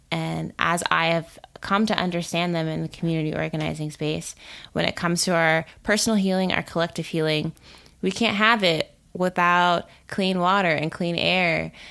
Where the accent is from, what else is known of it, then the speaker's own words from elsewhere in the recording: Texas suburbs, United States; now in Durham, United States; I grew up in the Texas suburbs